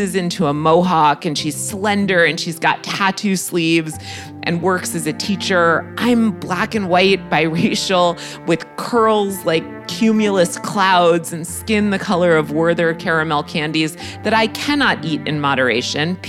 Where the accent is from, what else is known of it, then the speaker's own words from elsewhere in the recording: Greenwich, Connecticut, United States; my background growing up in Greenwich, Connecticut